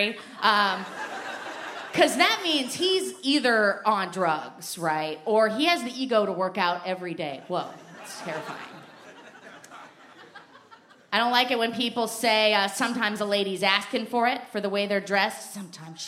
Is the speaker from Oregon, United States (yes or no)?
yes; Portland, Oregon, United States; I'm from Portland, Oregon